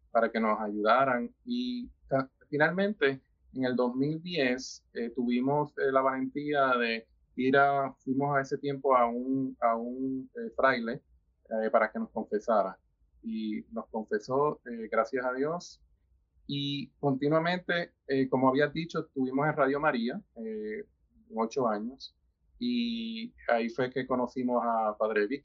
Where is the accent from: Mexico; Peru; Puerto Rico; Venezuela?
Puerto Rico; now in United States; yo me mudé primero para Estados Unidos, de Puerto Rico